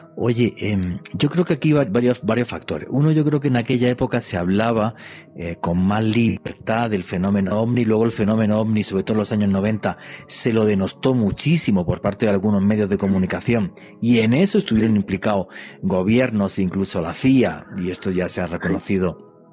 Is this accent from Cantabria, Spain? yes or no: no; Granada, Andalusia, Spain; soy de una ciudad que se llama Granada, al sur de España.